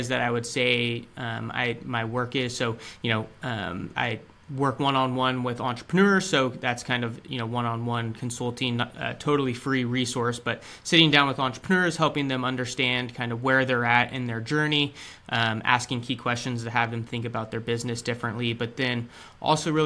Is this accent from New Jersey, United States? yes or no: no; Sacramento, California, United States; I was born and raised in the Sacramento region